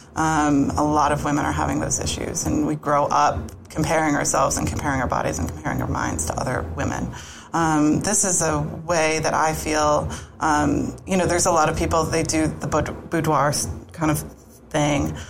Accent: Boston, Massachusetts, United States; moved away as an adult; now in Florida, United States; grew up just outside of Boston

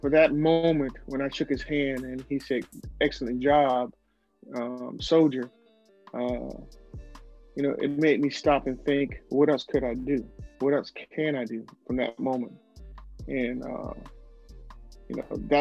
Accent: the South, United States; I'm growing up in the South

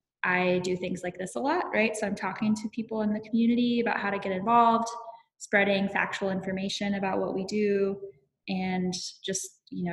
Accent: Iowa, United States; moved away as an adult; now in Minnesota, United States; I am from Iowa, but I've been in Minnesota the last 4 years.

